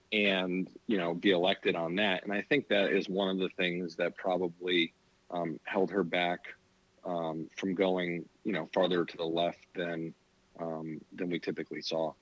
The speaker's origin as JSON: {"language": "English", "town": "Arlington", "region": "Virginia", "country": "United States", "tie": "born or raised there", "said": "I grew up in Arlington County in Virginia"}